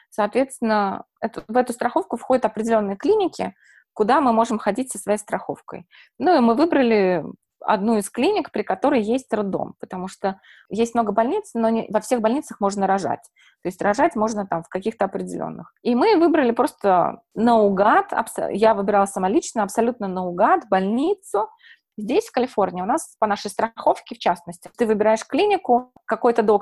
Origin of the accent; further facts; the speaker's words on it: Saint Petersburg, Russia; now in United States; Э, смотрите, я приехала, получается, из Петербурга с диагнозом бесплодия